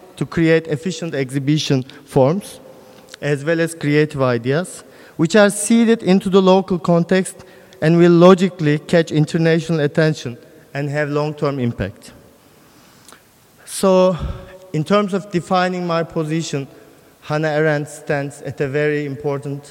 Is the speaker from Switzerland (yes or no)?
no; Karaman, Karaman Province, Turkey; moved away; also born or lived in Istanbul / Berlin; In my hometown, it's the middle of Anatolia. The city is called Karaman.